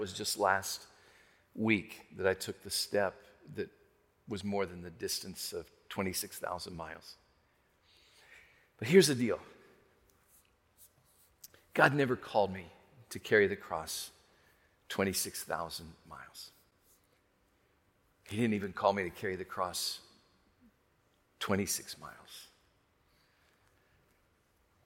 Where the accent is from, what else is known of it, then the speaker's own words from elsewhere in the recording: Arkansas, United States; that hillbilly boy, I'm a hillbilly from Arkansas.